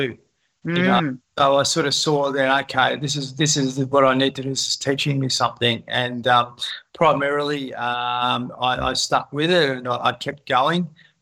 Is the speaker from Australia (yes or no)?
yes; Horsham, Victoria, Australia; moved away; I come from Outback Victoria. I went back there to help my dad out